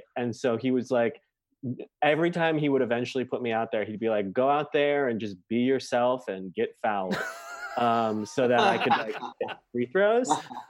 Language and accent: English; Chicago, Illinois, United States; I grew up in Chicago in the 90s.